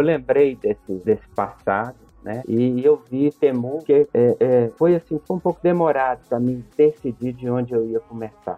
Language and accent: Portuguese; Brazil; also born or lived in Buenos Aires; now in Belo Horizonte, Brazil; eu, como brasileiro